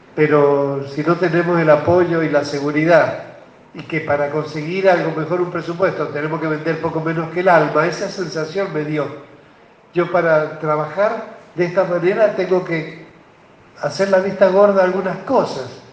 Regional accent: Albardón, San Juan, Argentina; moved away; also born or lived in Buenos Aires; somos de familia de Bardón

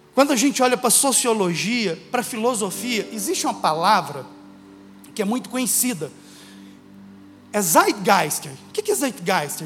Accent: Uberlândia, Minas Gerais, Brazil; sou de Uberlândia

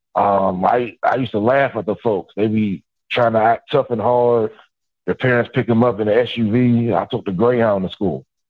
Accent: Pittsburgh, Pennsylvania, United States; accent: up north; moved away as an adult; also born or lived in North Carolina

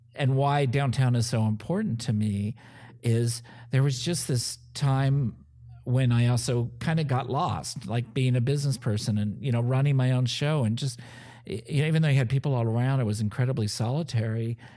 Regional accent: Pasadena, California, United States; now in Evansville, United States; I was born and raised in Pasadena, California

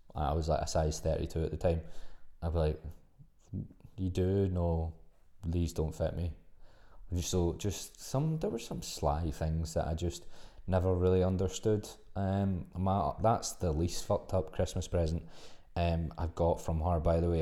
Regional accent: Glasgow, Scotland, United Kingdom; also born or lived in Australia; I'm from Glasgow, so there's, there's a extreme Glaswegian trait

